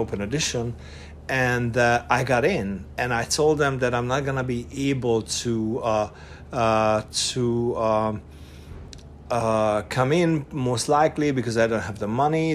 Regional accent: Budapest, Hungary; English is a second language; moved away as an adult; also born or lived in Eger, Hungary; now in United States; I was born in Budapest, uh, Hungary I was raised in Eger, which is a north uh, eastern town in in Hungary, and then from seven we moved to Budapest, and I was I was there until I was nineteen.

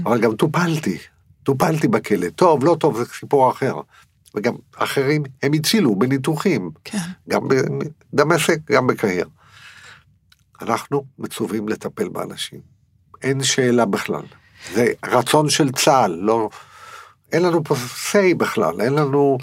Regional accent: Netanya, Central District, Israel; אני גדלתי בנתניה

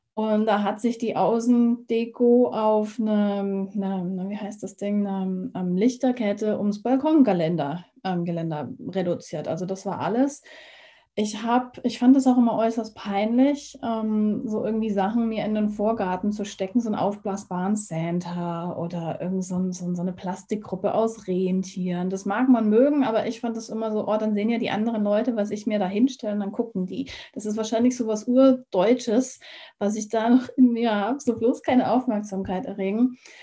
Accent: Germany; moved away as an adult; now in United States; Ich bin ja hier in Deutschland ja quasi aufgewachsen

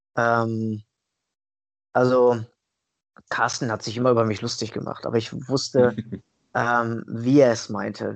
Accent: Italy; ich bin ja Italiener, durch und durch

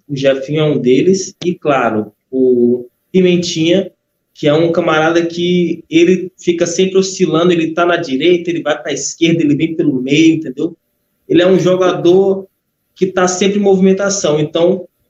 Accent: Brazil; Como bom brasileiro

